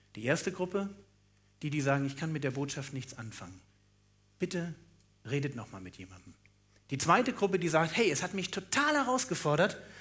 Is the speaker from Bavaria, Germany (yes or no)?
no; Berlin, Germany; ich bin auch Berliner